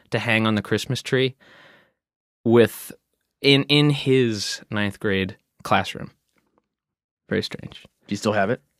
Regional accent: Flemington, New Jersey, United States; born there; born in Flemington, but that and that's like 30 or 40 minutes away from Princeton.

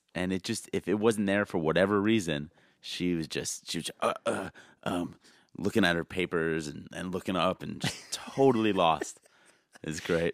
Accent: New Jersey, United States; also born or lived in Yonkers, New York; I grew up in Jersey

